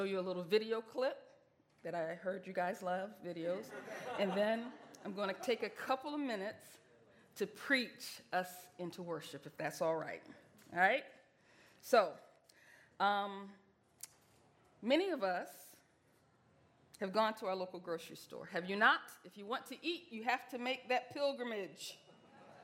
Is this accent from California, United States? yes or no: no; Portsmouth, Virginia, United States; I grew up in Portsmouth, Virginia.